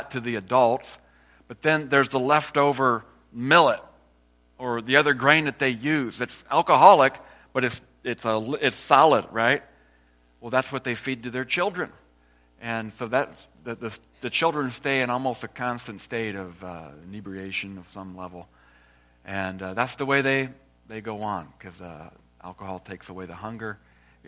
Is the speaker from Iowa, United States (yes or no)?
yes; Iowa, United States; moved away as an adult; also born or lived in Uganda; I'm from Iowa originally, small town in Iowa